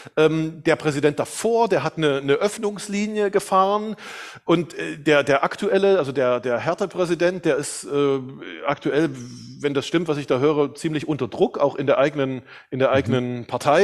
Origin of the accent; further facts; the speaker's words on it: eastern Germany, Germany; also ich komme aus Deutschland, aus dem Osten Deutschlands und dann gab es die Wende. Zur Wende war ich 16 Jahre alt